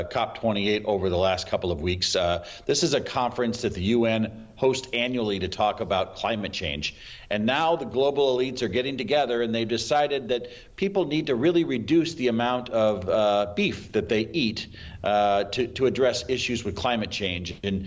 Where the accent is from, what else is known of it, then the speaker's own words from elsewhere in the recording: Nebraska, United States; my home state of Nebraska